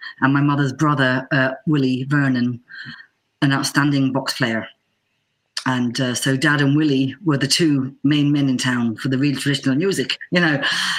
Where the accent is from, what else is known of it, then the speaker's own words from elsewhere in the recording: Bedford, East of England, United Kingdom; now in Chicago, United States; Anyway, so I come from originally a little place 40 miles north of London called Bedford Town.